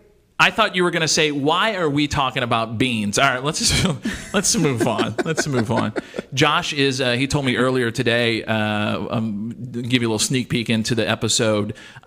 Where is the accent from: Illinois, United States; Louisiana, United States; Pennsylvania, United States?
Louisiana, United States; And growing up in Louisiana, correct me if I'm wrong, but my mom, anything we cooked at night, it had rice and gravy involved.